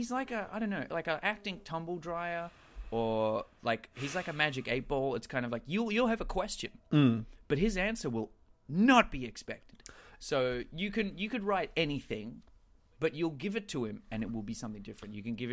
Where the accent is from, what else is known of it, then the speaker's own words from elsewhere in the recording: New York, United States; I know. I'm from the Bronx, homie.